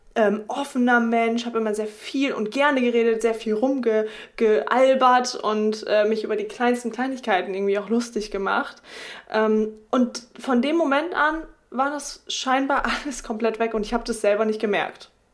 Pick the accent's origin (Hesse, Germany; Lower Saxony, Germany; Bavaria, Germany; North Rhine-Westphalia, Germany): Lower Saxony, Germany; Oldenburg; now in Delmenhorst, Germany; Ich komme äh, ursprünglich aus Oldenburg, lebe jetzt in Delmenhorst